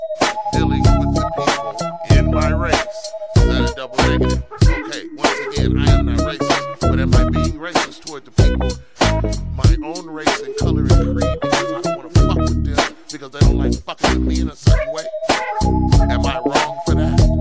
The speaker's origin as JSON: {"language": "English", "country": "United States", "said": "I'm from America"}